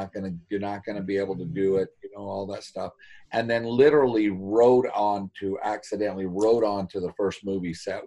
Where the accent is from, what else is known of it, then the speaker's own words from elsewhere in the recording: Lehi, Utah, United States; I grew up in the Ochre Mountains, Utah, Lehigh, and that area.